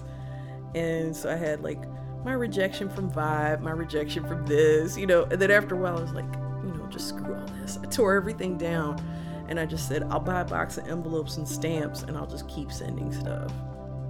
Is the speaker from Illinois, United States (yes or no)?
yes; Kankakee, Illinois, United States; I grew up in Kankakee, Illinois, above my grandparents' tavern